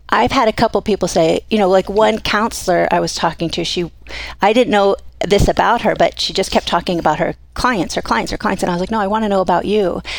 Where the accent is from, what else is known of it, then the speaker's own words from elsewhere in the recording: Miami, Florida, United States; moved away as an adult; now in Coeur d'Alene, United States; came from Miami. Um, yeah, I lived in Florida until I was 23